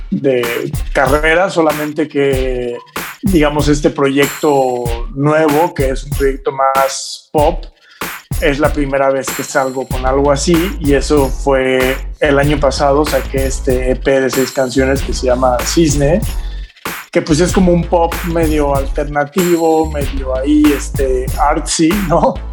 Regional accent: Oaxaca, Mexico; moved away as an adult; now in Mexico City, Mexico

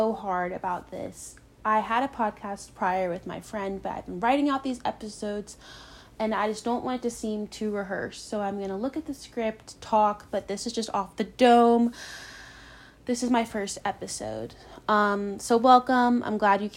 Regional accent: Charlottesville, Virginia, United States; moved away; I grew up in Charlottesville, Virginia.

